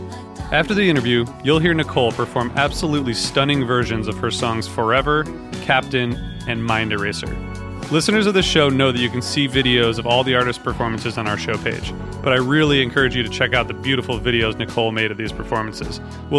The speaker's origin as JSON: {"language": "English", "region": "Ohio", "country": "United States", "tie": "born or raised there", "said": "I grew up in Ohio"}